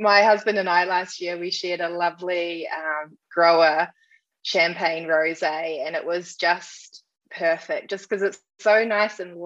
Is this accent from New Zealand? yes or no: yes; New Zealand; I'm from New Zealand